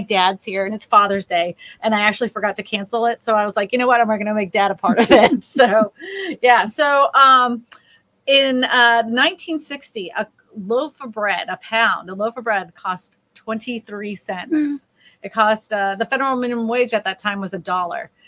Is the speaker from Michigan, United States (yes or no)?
no; Massachusetts, United States; moved away; also born or lived in Texas; the neighborhood that we grew up in Massachusetts